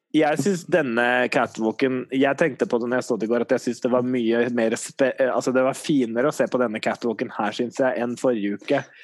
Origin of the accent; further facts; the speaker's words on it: Norway; vi er nordmenn